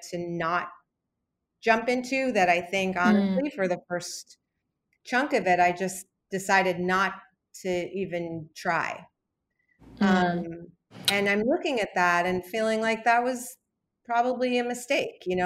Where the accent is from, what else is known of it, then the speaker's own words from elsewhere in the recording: New York, United States; I grew up in New York